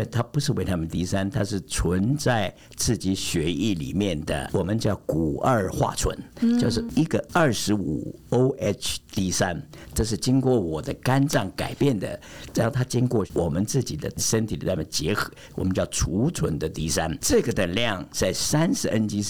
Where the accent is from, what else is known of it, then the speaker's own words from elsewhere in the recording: Germany; 我是来自德国的